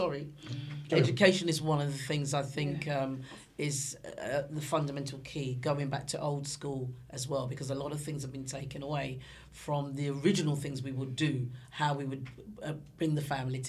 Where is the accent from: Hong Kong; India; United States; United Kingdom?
United Kingdom; London; I was brought up in Stoke Newington, right? And I'll always love Stoke Newington.